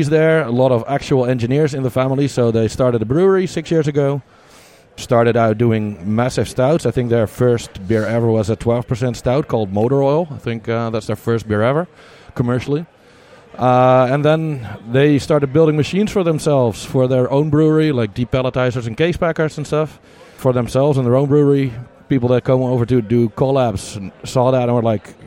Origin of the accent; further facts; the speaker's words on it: Netherlands; I'm from the Netherlands